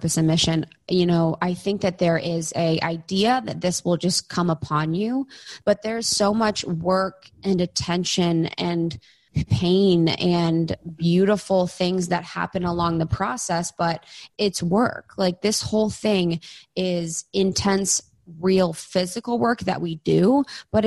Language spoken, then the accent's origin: English; Ohio, United States; moved away; coming from a small town in Ohio